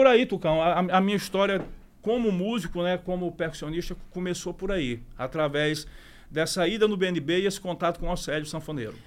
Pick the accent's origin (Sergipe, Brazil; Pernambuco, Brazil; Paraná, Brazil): Sergipe, Brazil; Aracaju; also born or lived in São Paulo; Sergipe, eu sou sergipano, com muito orgulho, nasci em Aracaju